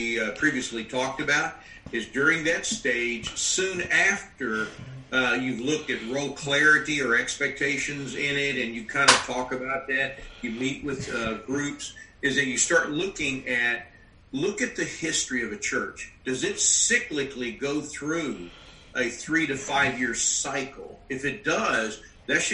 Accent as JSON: {"language": "English", "region": "Western Kentucky", "country": "United States", "tie": "born or raised there", "said": "I grew up in Western Kentucky. I lived in the military a long time"}